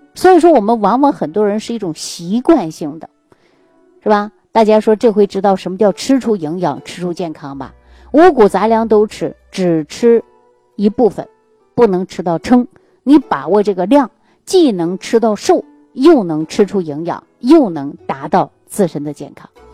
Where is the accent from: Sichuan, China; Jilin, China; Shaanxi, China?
Jilin, China; moved away; 我们老家的，呃，是吉林的